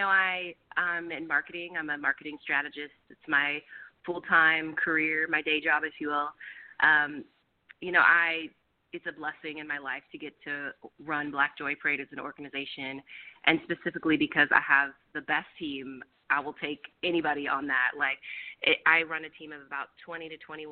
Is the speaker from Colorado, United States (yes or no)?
no; Roseville, California, United States; now in Oakland, United States; I'm actually from Sacramento area, a town called Roseville